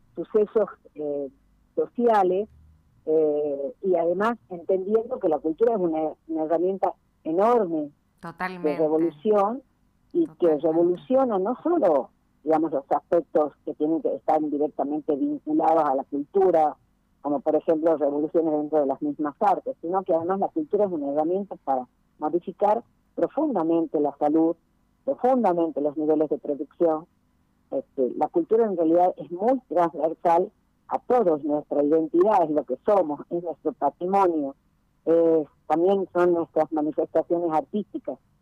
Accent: Tucumán, Argentina; Nosotros como tucumanos

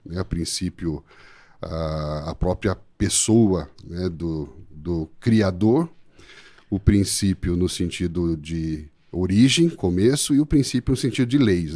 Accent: São Paulo, Brazil; moved away as an adult; also born or lived in southern Brazil; now in Sorocaba, Brazil; Somos naturais aqui de São Paulo

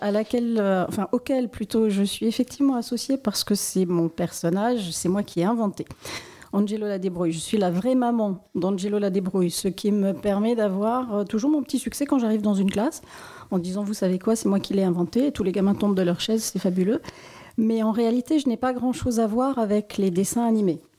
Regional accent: Strasbourg, Grand Est, France; Suis née à la Roberto.

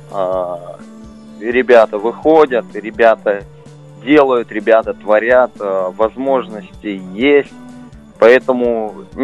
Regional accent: Petrozavodsk, Republic of Karelia, Russia; Да, мы из Петрозаводска, мы очень-очень хотим к вам приехать, выступить

